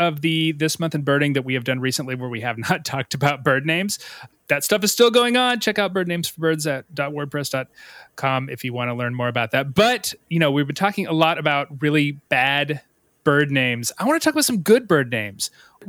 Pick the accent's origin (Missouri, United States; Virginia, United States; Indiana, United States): Missouri, United States; I grew up in Missouri.